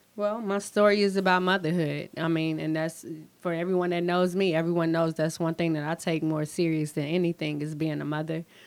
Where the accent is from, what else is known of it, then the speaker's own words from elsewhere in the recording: St. Louis, Missouri, United States; now in Renton, United States; Growing up in St. Louis was kind of rough